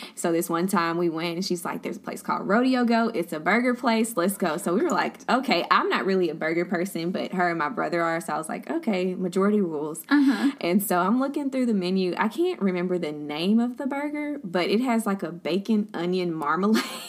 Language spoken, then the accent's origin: English; Beaumont, Texas, United States; also born or lived in Baton Rouge, Louisiana / Dallas, Texas; I'm from Beaumont, born and raised